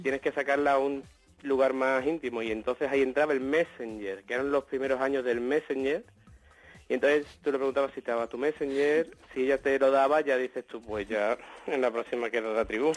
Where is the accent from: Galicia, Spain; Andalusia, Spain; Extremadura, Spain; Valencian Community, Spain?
Andalusia, Spain; Seville; yo soy de Sevilla